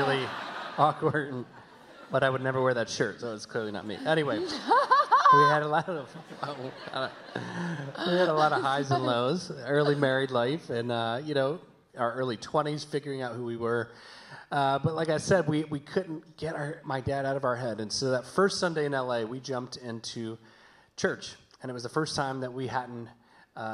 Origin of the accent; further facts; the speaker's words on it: the South, United States; moved away; we're from the South, hence the y'alls you may have heard